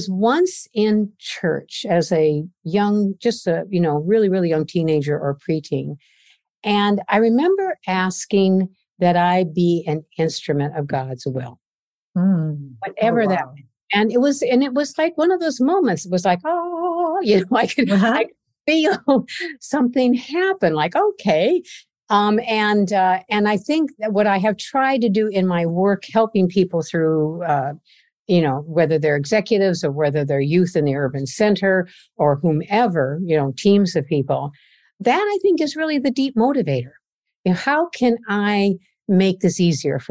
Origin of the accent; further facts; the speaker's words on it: Iowa, United States; now in Boston, United States; But my growing up years was in Iowa, in the middle of the country